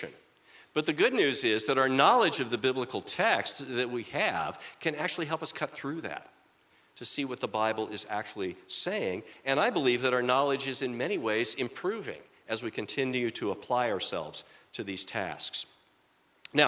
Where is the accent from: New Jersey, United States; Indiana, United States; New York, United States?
Indiana, United States; moved away; I'm from Indiana originally